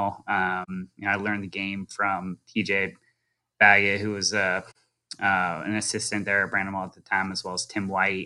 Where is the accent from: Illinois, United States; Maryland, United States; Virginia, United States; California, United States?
Virginia, United States; Richmond; moved away as an adult; now in Bandon, United States; I grew up on the south side of Richmond.